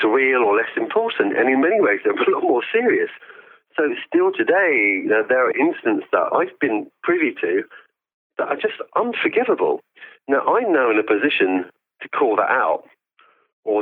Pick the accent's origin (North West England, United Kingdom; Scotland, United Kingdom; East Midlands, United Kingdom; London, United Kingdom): London, United Kingdom; My parents came to this country in the 1970s from East Africa.